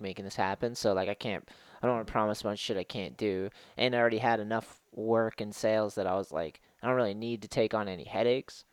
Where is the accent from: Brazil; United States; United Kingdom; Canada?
United States; East Coast; moved away; growing up on the East Coast